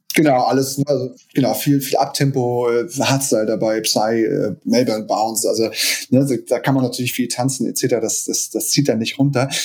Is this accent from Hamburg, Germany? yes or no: yes; Hamburg, Germany; Ich bin äh, gebürtiger Hamburger, auch schon immer in Hamburg äh, gelebt und war nur zweimal kurz weg sozusagen.